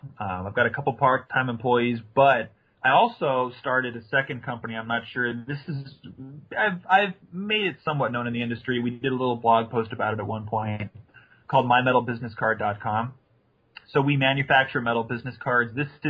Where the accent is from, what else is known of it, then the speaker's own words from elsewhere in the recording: Kansas City, Missouri, United States; I love Santa Fe and I grew up in Kansas City and blah, blah, blah, blah, you know.